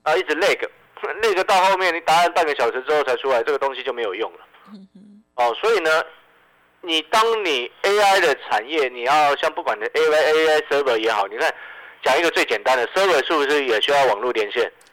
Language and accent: Chinese; Hualien, Hualien County, Taiwan; 身为花莲人的我